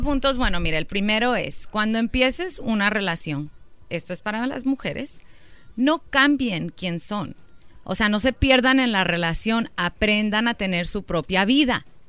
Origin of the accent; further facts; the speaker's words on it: Durango, Mexico; somos de Durango.